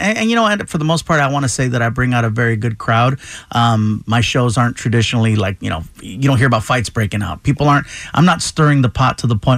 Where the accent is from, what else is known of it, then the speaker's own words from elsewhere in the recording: Chula Vista, California, United States; born there; also born or lived in Baldwin Park / Riverside / Long Beach; Yeah, well, I was born in Chula Vista, San Diego area. We lived in Baldwin Park, Riverside, Baldwin Park, Riverside, Long Beach, a little bit of time in West Covina.